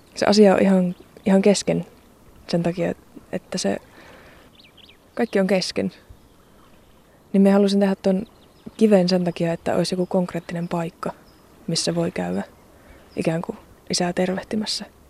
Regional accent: Joensuu, North Karelia, Finland; kasvoin Joensuussa

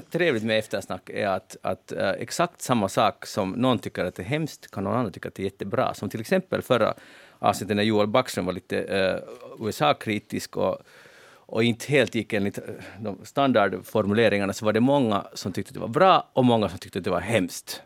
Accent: Helsinki, Uusimaa, Finland; Annat än med oss helsingforsare, vi bräker inte

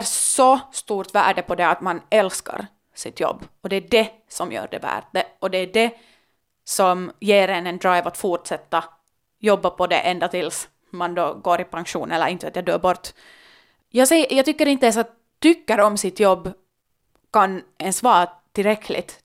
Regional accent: Helsinki, Uusimaa, Finland; jag kommer från Finland, Helsingfors, var möjligheterna är ganska långt oändliga

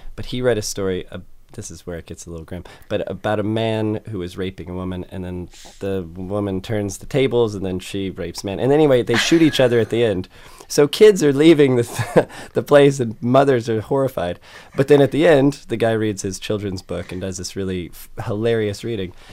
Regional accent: United States; I'm American

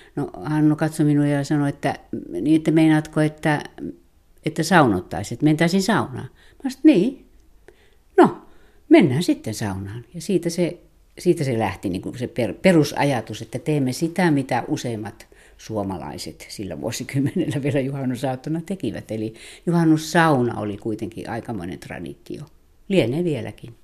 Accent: North Karelia, Finland; itse olen sieltä syntyisin

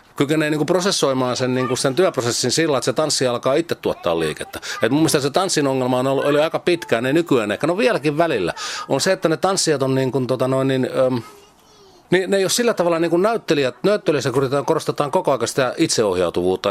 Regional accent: a village in Kanta-Häme, Finland; Mä oon kasvanut siis semmoisessa Etelä-Hämäläisessä, Kanta-Hämäläisessä kylässä

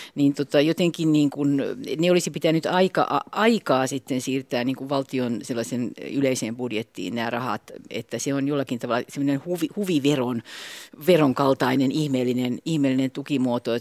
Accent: Espoo, Uusimaa, Finland; now in Vantaa, Finland; mä oon vantaalainen, mutta mä oon tosiaan Tapiolasta kotoisin synty, syntyjäni niin sieltä

